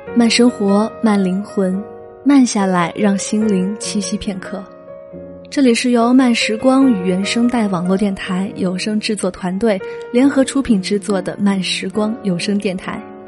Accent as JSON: {"language": "Chinese", "region": "Fujian", "country": "China", "tie": "born or raised there", "moved": "as an adult", "lives_now": "Guangzhou, China", "said": "六年前，我从福建老家嫁至广州"}